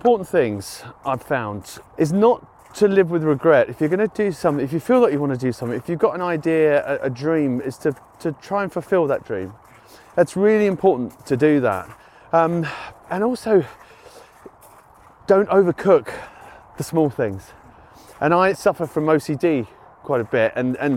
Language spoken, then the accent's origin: English; United Kingdom; being British